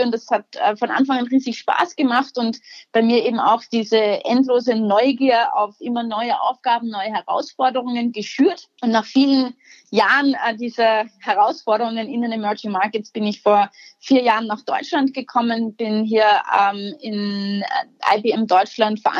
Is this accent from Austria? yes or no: yes; Austria; als Österreicherin hatten wir da irgendwo auch einen spezifischen geografischen Zugang dazu.